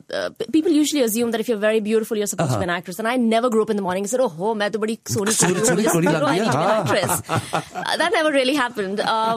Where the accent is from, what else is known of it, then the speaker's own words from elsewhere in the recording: Abu Dhabi, United Arab Emirates; moved away; This was way back in 2003 when I was in school. I grew up in Abu Dhabi.